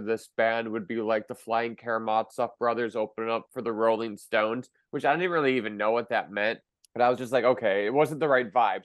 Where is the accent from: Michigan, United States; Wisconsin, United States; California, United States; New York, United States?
Wisconsin, United States; Milwaukee; in my hometown of Milwaukee